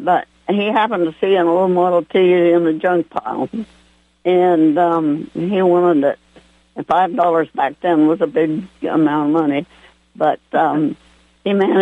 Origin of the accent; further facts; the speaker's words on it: West Virginia, United States; moved away; also born or lived in Hamilton, West Virginia / Shaw, West Virginia / Pennsylvania; I was born in Hamilton, West Virginia, August 10, 1925. I just lived there for 9 years. Moved to the woods in Shaw, West Virginia, and then to Pennsylvania